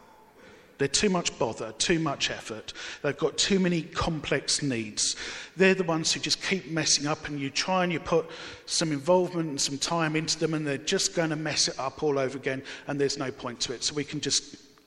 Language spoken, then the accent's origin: English; Barking, London, United Kingdom; Growing up in Barking